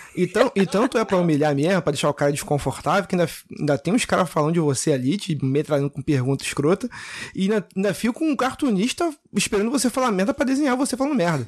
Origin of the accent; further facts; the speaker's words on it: Rio de Janeiro, Brazil; eu sou carioca também, eu falo meio de gíria assim